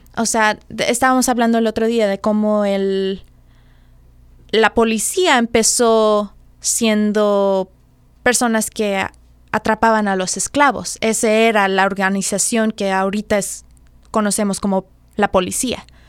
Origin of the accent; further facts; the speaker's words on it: Mexico; nosotros siendo mexicanos